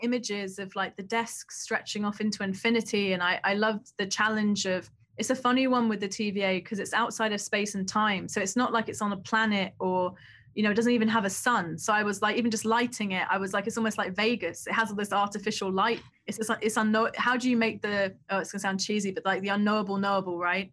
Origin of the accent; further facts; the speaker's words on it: London, United Kingdom; I grew up in Southeast London